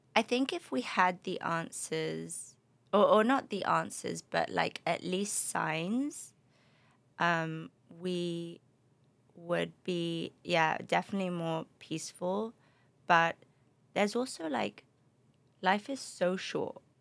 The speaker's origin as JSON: {"language": "English", "region": "London", "country": "United Kingdom", "tie": "born or raised there", "also_born_or_lived": "Spain", "moved": "yes", "lives_now": "Los Angeles, United States", "said": "my parents are from the Middle East, um, but grew up in London. And I, uh, between London and Spain, actually, my, my dad lived in Spain, so really kind of multicultural"}